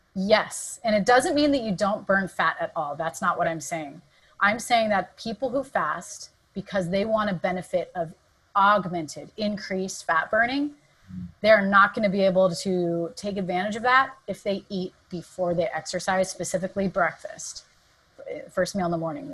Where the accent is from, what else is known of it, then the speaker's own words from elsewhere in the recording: Southern California, United States; moved away as an adult; also born or lived in San Diego / Santa Barbara / San Francisco; now in San Francisco Bay Area, United States; Southern California is where I was born and raised